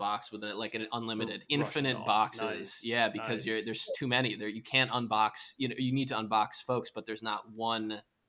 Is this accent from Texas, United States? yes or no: no; Connecticut, United States; now in Chicago, United States; I grew up in Connecticut.